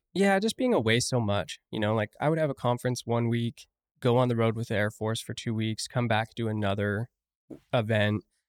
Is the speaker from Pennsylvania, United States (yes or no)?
no; St. George, Utah, United States; also born or lived in Rock Springs, Wyoming / Afton, Wyoming; I've been there twenty-two years now.